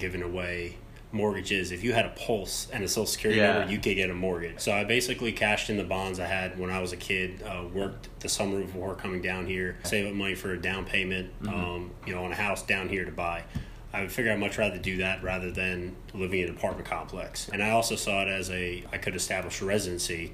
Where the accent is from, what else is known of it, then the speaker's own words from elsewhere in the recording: New York, United States; moved away as an adult; also born or lived in Albany, New York; now in Charlotte, United States; So I'm originally from New York, lived up there till I was about 22